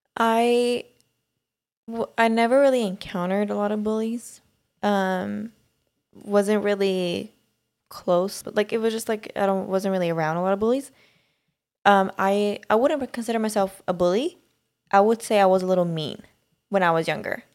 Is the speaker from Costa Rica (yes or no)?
no; Sweden; moved away; growing up in Sweden